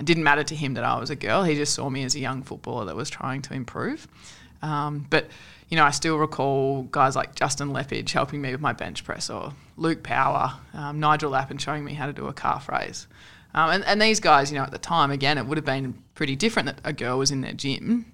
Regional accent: Sunshine Coast, Queensland, Australia; so I'm from Queensland. Uh, grew up on the Sunshine Coast

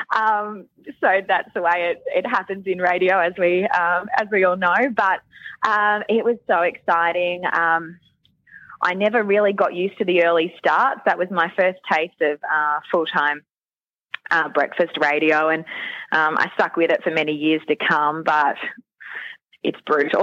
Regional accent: Queensland, Australia; moved away as an adult; also born or lived in Sydney; I was from Queensland

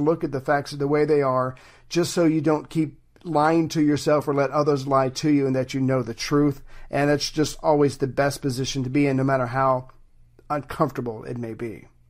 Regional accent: United States; as an American

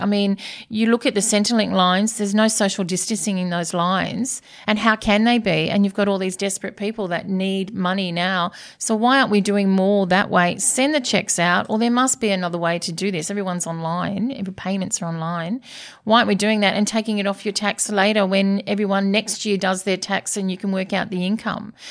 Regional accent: Sydney, New South Wales, Australia; Born and bred in Coogee

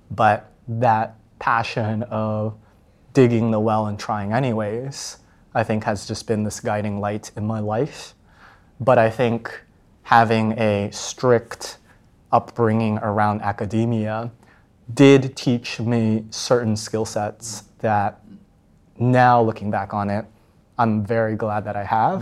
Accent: Plano, Texas, United States; grew up in Dallas, and then I was part of this, like, rather competitive suburb

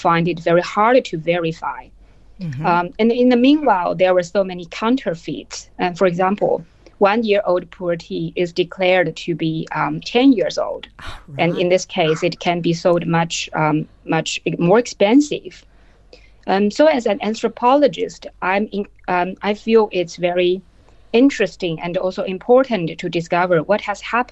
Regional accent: Yunnan, China; now in Australia; it's a tea produced in Yunnan, in my hometown

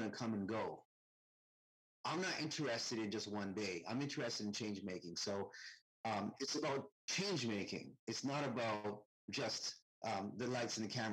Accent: Canada; Most of my teachers in my life were white and Christian growing up in Canada.

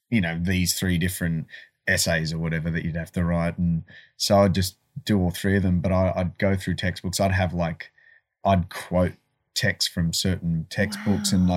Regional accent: Malaysia; born there; Uh, I was born in Malaysia.

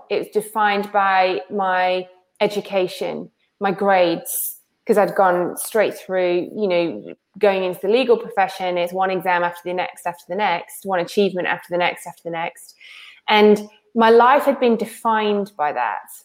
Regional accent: Wales, United Kingdom; I grew up in Wales

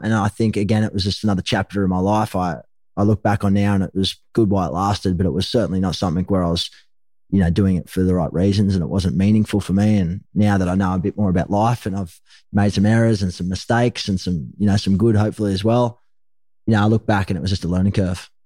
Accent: Gold Coast, Queensland, Australia; also born or lived in Sydney, New South Wales; Ended up heading north up to the Gold Coast where I was raised.

